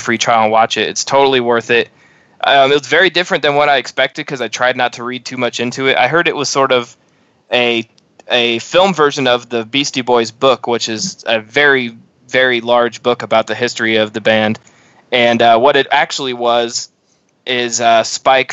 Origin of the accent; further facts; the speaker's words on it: Midwest, United States; growing up in the Midwest